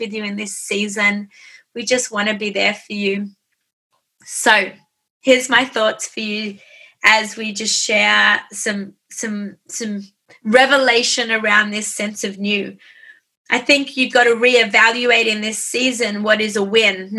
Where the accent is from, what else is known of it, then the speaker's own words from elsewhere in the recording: Australia; I'm an Aussie